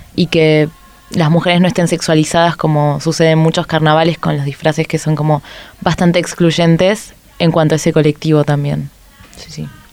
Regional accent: Argentina; moved away; yo vengo de Argentina

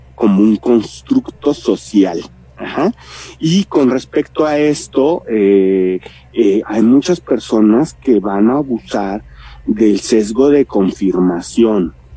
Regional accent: Mexico; como mexicanos

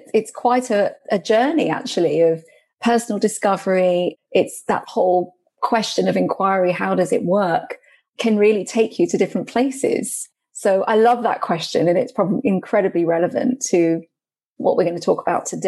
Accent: United Kingdom; also born or lived in Goa, India (ancestry); I'm of Indian origin, so I was born here in Britain, but I'm from Goa in India.

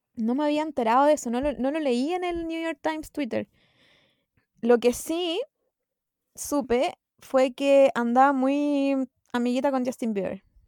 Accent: Chile

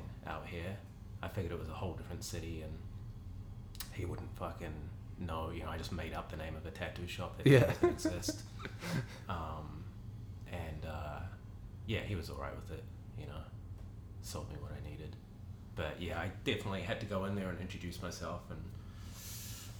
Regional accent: Auckland, New Zealand; I grew up in Grey Lynn, actually only about three blocks from Merv's shop at that time, which was on Richmond Road

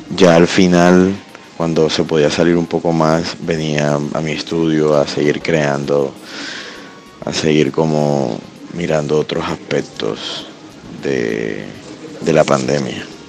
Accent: Caribbean Region, Colombia; soy artista visual del Caribe

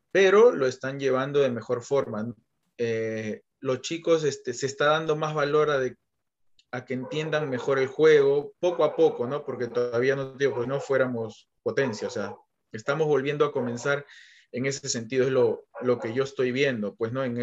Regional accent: Peru; a mí como peruano yo tengo que saber qué es lo que le beneficia y cómo llegar a ese, a ese chico que es de que es de mi país

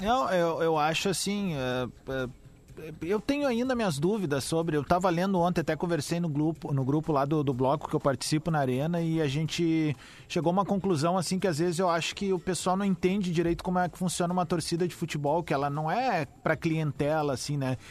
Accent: Cerro Largo, Rio Grande do Sul, Brazil; lá de Cerro Largo, minha cidade natal

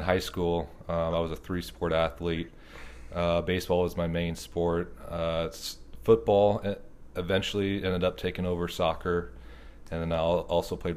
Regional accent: Lincoln, Nebraska, United States; I grew up in Lincoln, Nebraska.

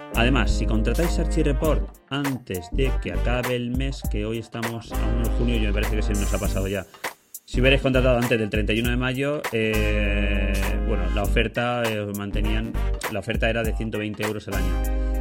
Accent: Ibi, Valencian Community, Spain; mi pueblo, que yo soy de Ibi, Alicante

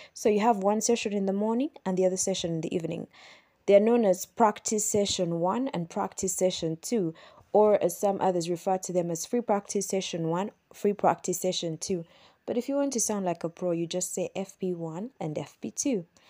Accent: Kampala, Central Region, Uganda; I'm from Kampala, Uganda

